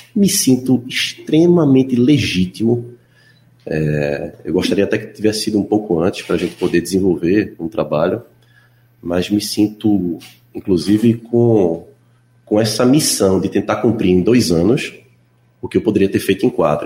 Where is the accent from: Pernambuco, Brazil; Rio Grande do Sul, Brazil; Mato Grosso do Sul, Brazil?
Pernambuco, Brazil; Recife; do bairro onde eu nasci, onde fui criado